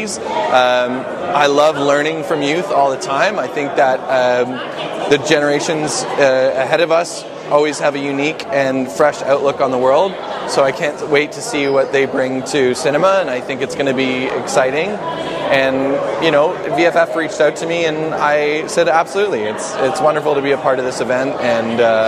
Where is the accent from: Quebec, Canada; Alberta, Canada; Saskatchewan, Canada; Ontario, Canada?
Ontario, Canada; Guelph; moved away; also born or lived in Richmond, Virginia; I'm from Ontario. I grew up in Ontario